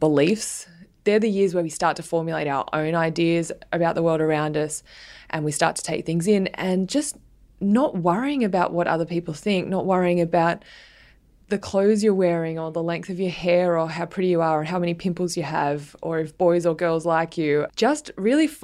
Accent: Sydney, New South Wales, Australia; also born or lived in New York; I grew up in southern Sydney in the suburbs of the Sutherland Shire.

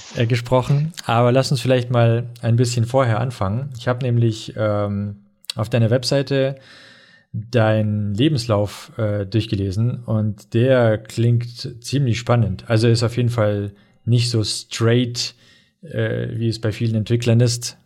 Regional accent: Russia; now in Germany; ich bin ja aus Russland

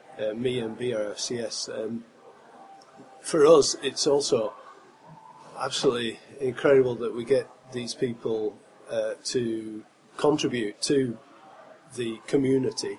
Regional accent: Blackburn, North West England, United Kingdom; moved away; And now I'm from Blackburn

